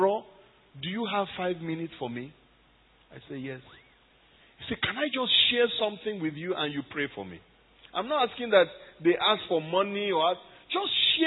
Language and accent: English; Nigeria; moved away as an adult; now in Cairo, Egypt; I am Nigerian